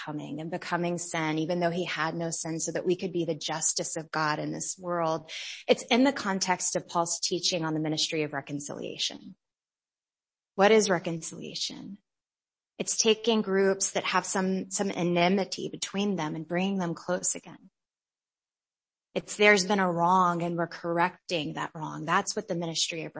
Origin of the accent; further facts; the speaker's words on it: United States; growing up in America